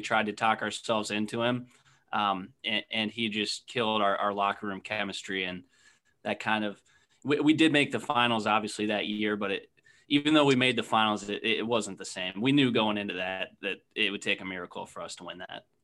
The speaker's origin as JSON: {"language": "English", "town": "Akron", "region": "Ohio", "country": "United States", "tie": "born or raised there", "said": "I'm from Akron"}